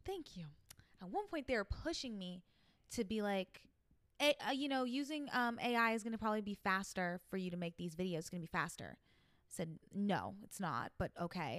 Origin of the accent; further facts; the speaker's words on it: New York, United States; accent: New York; my New York accent